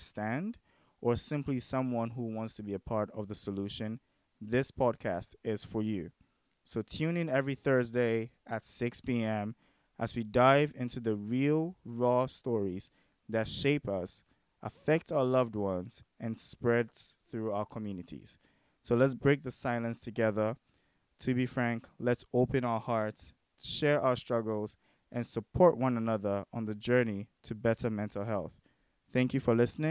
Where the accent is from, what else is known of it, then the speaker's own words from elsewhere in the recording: Ghana; moved away as an adult; now in United States; who was born and raised in Ghana, and I have lived in my homeland for the most part of my life. But I have moved to also live here with my family in the United States